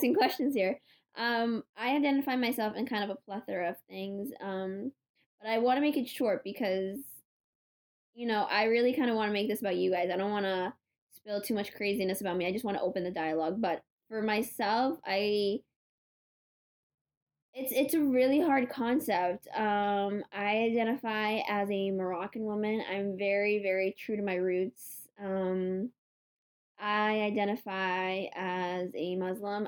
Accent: United States; Growing up in America, we've had to be part of two different cultures.

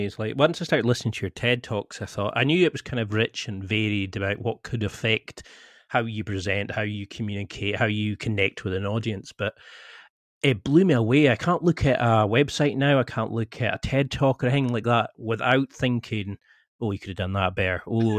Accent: Scotland, United Kingdom; now in Glasgow, United Kingdom; I'm from the Highlands of Scotland originally, but I'm from Glasgow in for the last 10 years, so my accent's kind of got a bit weird.

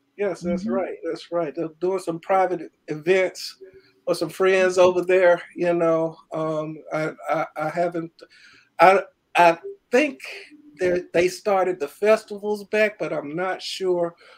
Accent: Birmingham, Alabama, United States; I was born and raised in Birmingham, Alabama

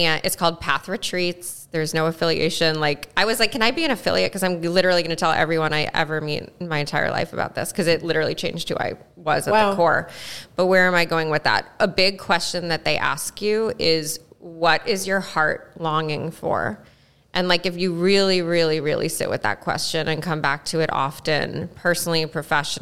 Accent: Newton, Massachusetts, United States; I grew up in Newton

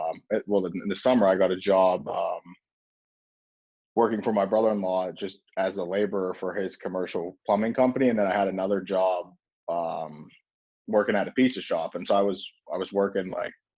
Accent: Pittsburgh, Pennsylvania, United States; I'm just a normal kid growing up in South Hills of Pittsburgh

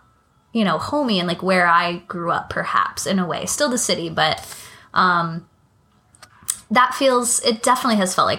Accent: California, United States; moved away as an adult; also born or lived in New York; now in Queens, New York, United States; I'm from California. I'm a very proud Californian.

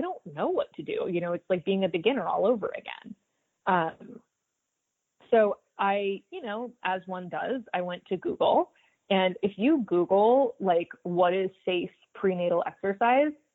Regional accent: Stuart, Florida, United States; I grew up in Stuart, Florida. We're a small town just north of Palm Beach on the water.

